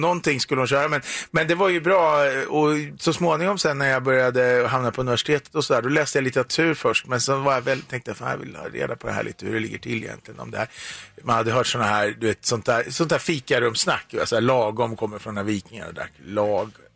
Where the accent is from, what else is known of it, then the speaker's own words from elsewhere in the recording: Eskilstuna, Södermanland, Sweden; Jag kommer från Eskilstuna